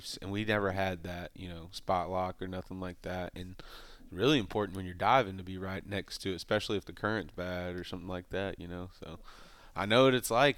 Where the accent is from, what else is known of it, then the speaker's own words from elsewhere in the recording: Mississippi, United States; I'm from Mississippi